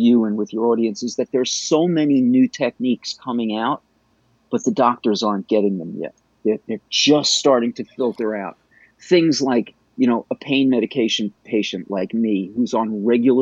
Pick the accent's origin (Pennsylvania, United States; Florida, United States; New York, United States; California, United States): New York, United States; New York City; I was raised Jewish in Bayside, Queens